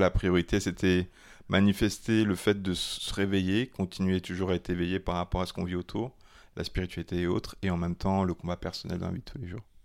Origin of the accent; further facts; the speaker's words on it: Gabon; moved away; mon enfance quand j'étais au Gabon